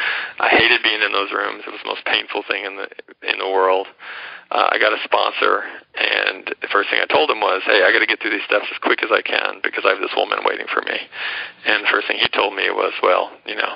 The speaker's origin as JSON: {"language": "English", "town": "Atlanta", "region": "Georgia", "country": "United States", "tie": "born or raised there", "also_born_or_lived": "New York", "accent": "American", "moved": "as an adult", "lives_now": "India", "said": "I ended up going back to my hometown of Atlanta"}